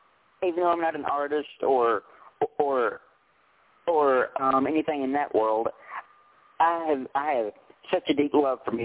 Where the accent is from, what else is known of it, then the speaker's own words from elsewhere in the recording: Tennessee, United States; we're both native Tennesseans.